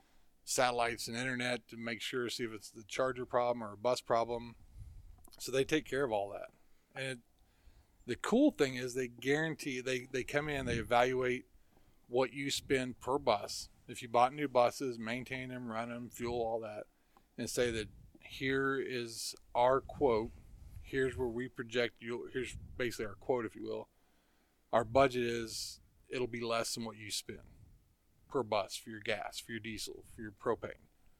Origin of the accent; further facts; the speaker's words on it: Midwest, United States; when I came from the Midwest